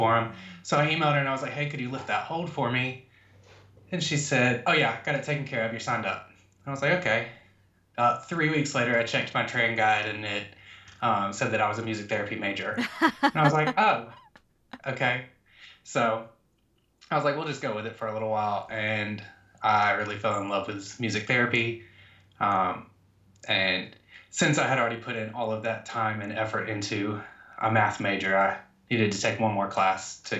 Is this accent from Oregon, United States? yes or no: no; Georgia, United States; I am from Georgia, born and raised, Southern boy